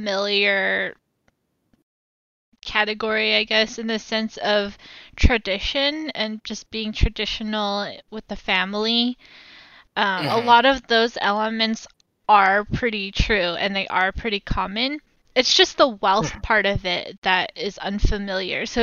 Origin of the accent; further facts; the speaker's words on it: United States; I learned significantly less English growing up here than your average first gen person in America